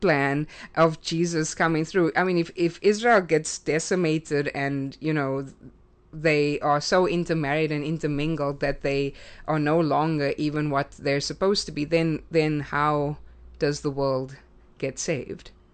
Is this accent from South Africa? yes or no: yes; South Africa; moved away as an adult; now in United States; I grew up in South Africa